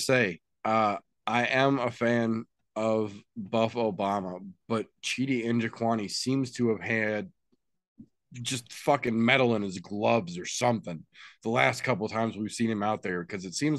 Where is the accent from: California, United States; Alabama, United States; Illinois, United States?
Illinois, United States; Chicago; I'm also from Chicago